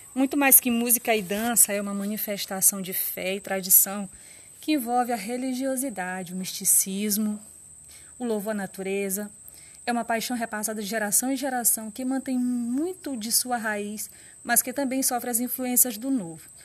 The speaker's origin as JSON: {"language": "Portuguese", "area": "Munim region", "region": "Maranhão", "country": "Brazil", "said": "O sotaque de orquestra foi criado na região do Munim, na minha região."}